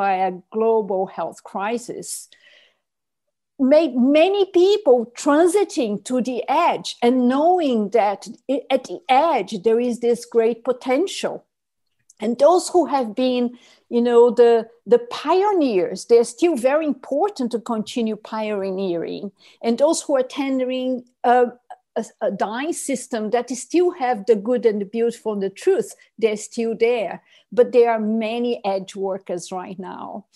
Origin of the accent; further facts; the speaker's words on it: Brazil; in my home country, when Cerrado, which is savanna, meets tropical forest